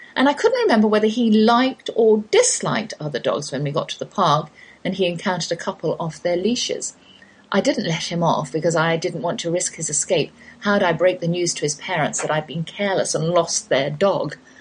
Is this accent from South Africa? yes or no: no; England, United Kingdom; accent: English; moved away as an adult; now in Texas, United States